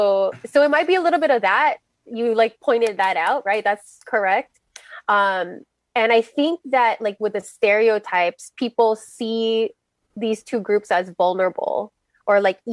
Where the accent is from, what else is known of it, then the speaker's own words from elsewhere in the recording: Los Angeles, California, United States; I'm based here in Los Angeles, born and raised, daughter of immigrants.